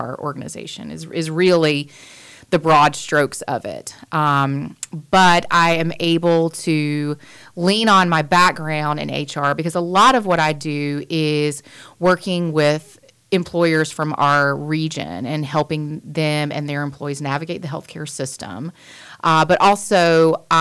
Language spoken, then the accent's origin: English; Wilmington, North Carolina, United States; also born or lived in Raleigh, North Carolina / Atlanta, Georgia; I was born in Wilmington. I've lived here most of my life.